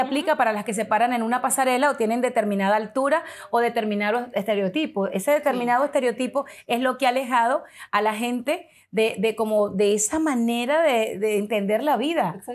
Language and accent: Spanish; Venezuela; now in United States; como venezolana, que soy inmigrante en los Estados Unidos